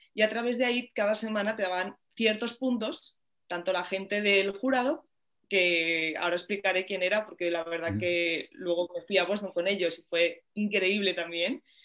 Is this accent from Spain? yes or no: yes; Madrid, Community of Madrid, Spain; cuando era muy pequeñita, aquí en el retiro al lado, que, que lo tengo, bueno, vivo aquí